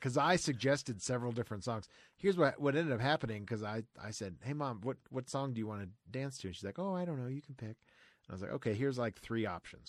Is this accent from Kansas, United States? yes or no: no; Florida, United States; I grew up in Florida